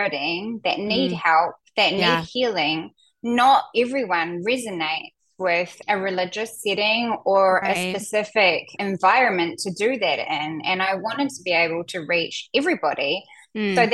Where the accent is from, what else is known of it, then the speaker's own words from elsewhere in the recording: New Zealand; moved away as an adult; also born or lived in North Island, New Zealand; now in Portland, United States; Yes, I'm a Kiwi. I'm from New Zealand.